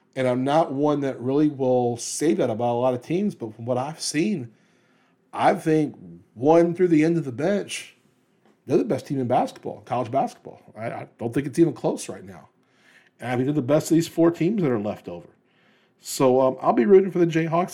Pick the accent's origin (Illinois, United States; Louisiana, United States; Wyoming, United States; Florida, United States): Louisiana, United States; New Orleans; my hometown, New Orleans.